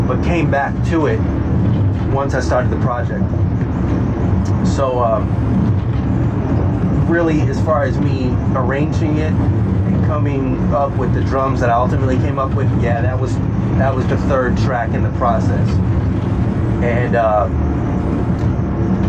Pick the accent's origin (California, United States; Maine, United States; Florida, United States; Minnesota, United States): California, United States; Anaheim; growing up in Anaheim